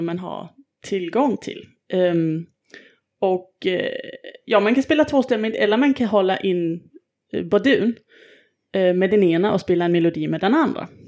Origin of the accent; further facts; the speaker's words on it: Denmark; moved away; Jag är ju från Danmark